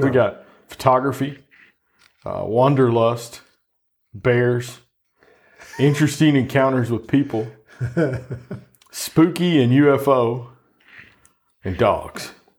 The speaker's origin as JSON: {"language": "English", "town": "Clinton", "region": "Arkansas", "country": "United States", "tie": "born or raised there", "said": "I grew up in the Ozarks and Clinton, outside of Clinton."}